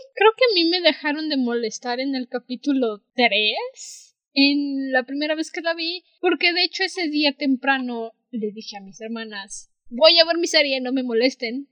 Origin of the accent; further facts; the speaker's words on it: Mexico; somos de México